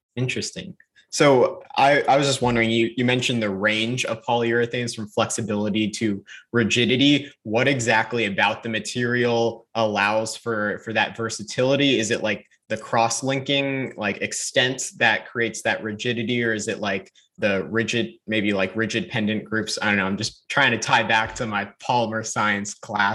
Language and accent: English; North Carolina, United States; I'm from North Carolina.